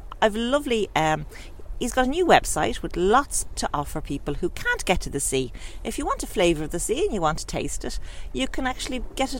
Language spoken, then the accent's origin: English; Howth, Leinster, Ireland; I'm out here in my hometown of Howth by the sea